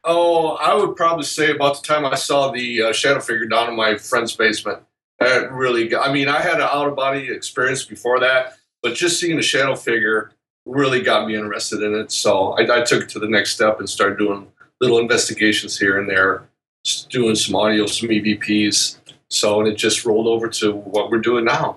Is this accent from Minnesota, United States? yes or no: no; Northville, Michigan, United States; also born or lived in Romulus, Michigan; my actual hometown is Northville